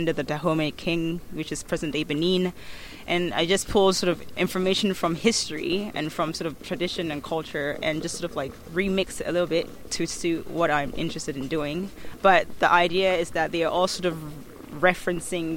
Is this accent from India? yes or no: no; Ghana; also born or lived in Accra / United States; as a Ghanaian woman